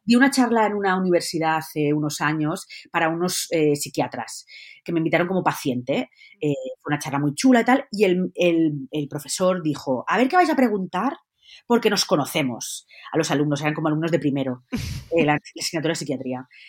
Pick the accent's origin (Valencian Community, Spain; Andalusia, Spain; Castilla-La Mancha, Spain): Valencian Community, Spain; yo soy valenciana